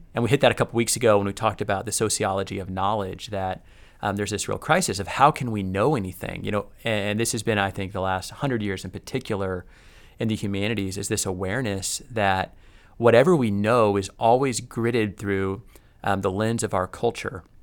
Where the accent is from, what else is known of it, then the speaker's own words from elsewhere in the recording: United States; me as an American who has probably more power, wealth, and privilege than any other society in human history